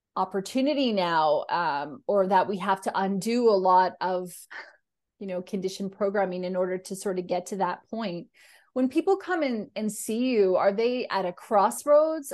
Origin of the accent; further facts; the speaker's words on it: Canada; I'm a Canadian